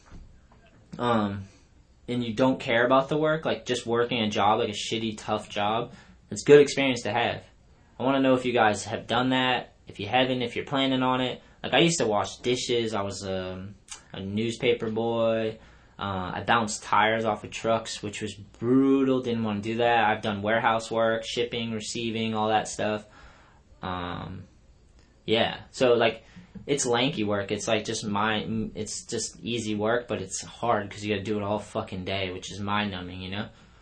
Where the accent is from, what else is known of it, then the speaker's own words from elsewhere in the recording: Taunton, Massachusetts, United States; also born or lived in Long Beach; my hometown, Taunton